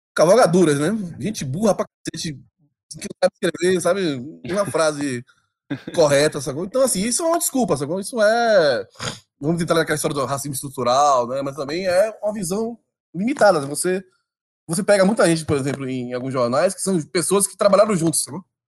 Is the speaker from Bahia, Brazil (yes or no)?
yes; Salvador, Bahia, Brazil; moved away as an adult; now in São Paulo, Brazil; Sou de Salvador, né? Morei, eu sou oriundo de um bairro chamado Pernambués, que é um bairro popular de Salvador